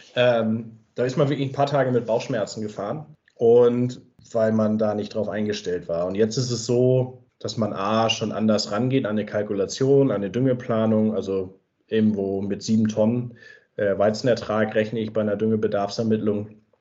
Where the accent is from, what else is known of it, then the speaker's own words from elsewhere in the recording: Ostholstein, Schleswig-Holstein, Germany; moved away as an adult; also born or lived in Kiel; now in Wanzleben, Germany; komme ich ursprünglich aus Schleswig-Holstein, aus dem schönen Ostholstein, wo ich auch nach wie vor sehr gerne bin und gerade landschaftlich ungerne weggegangen bin